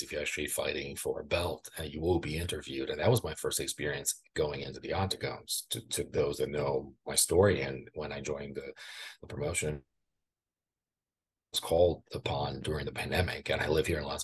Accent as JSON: {"language": "English", "country": "Brazil", "second_language": "English", "moved": "yes", "lives_now": "United States"}